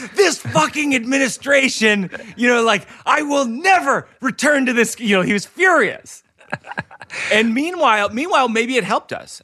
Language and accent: English; Shrewsbury, Massachusetts, United States; I'm from Shrewsbury